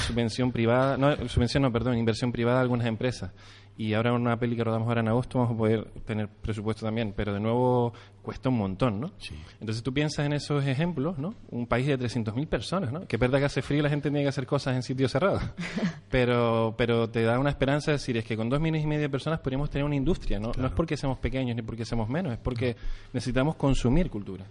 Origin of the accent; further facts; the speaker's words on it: Canary Islands, Spain; a nosotros como canarios